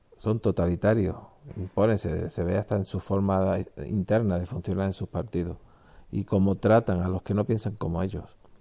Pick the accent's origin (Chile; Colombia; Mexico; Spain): Spain; mi país, España